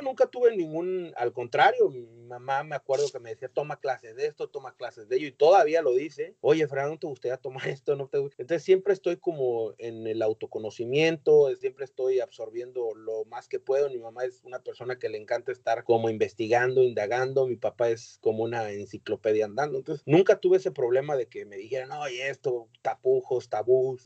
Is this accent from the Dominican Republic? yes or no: no; Acámbaro, Guanajuato, Mexico; also born or lived in New York, United States; now in Washington, D.C., United States; soy de Acámbaro, Guanajuato, orgullosamente acambarense